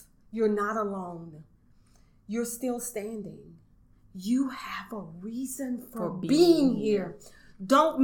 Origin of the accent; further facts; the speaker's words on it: Arnaudville, St. Landry Parish, Louisiana, United States; I'm from Orneville, St. Landry Parish.